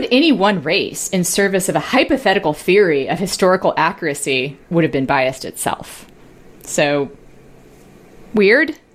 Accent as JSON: {"language": "English", "country": "Puerto Rico", "tie": "born there", "said": "Uh, okay. I was born in Puerto Rico"}